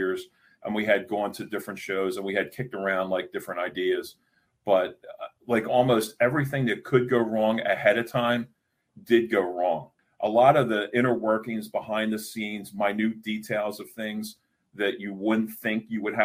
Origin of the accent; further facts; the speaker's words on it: Philadelphia, Pennsylvania, United States; I grew up in Philly